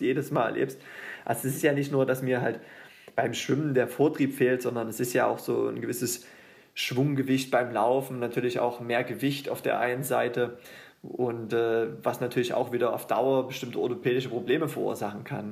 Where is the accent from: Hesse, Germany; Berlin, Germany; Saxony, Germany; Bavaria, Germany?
Saxony, Germany; Döbeln; now in Leipzig, Germany; Ich bin ja nicht mal gebürtiger Leipziger, ich komme ja ursprünglich aus Döbeln